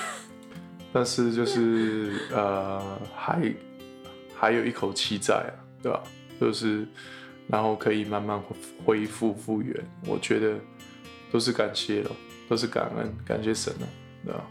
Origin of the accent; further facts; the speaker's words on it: Taiwan; moved away; 身为台湾人的公卫医师